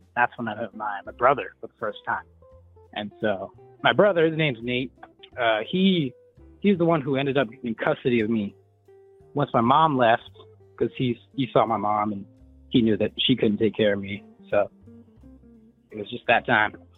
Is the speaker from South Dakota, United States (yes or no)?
yes; South Dakota, United States; moved away; I'm originally from South Dakota. I was born on the reservation as a little uh, Native American boy